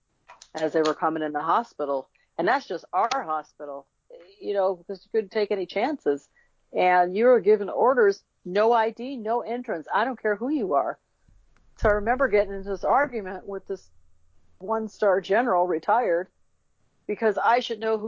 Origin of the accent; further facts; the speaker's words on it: Chicago, Illinois, United States; I was born in Chicago